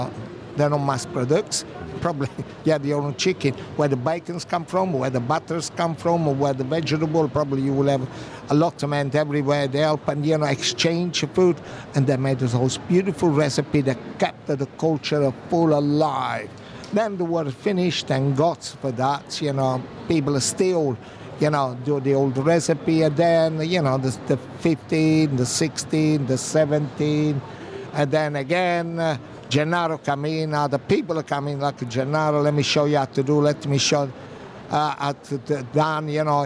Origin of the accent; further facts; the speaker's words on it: Minori, Campania, Italy; moved away; we had a shop in my hometown in Minori, in Amalfi Coast